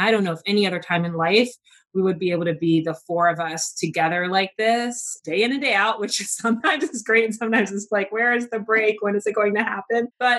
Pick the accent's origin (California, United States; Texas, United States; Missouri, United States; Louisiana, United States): Texas, United States; born there; I was born in Texas, but I've kind of lived all over. If you ask me where home is, I'm going to tell you like home is where my mom is.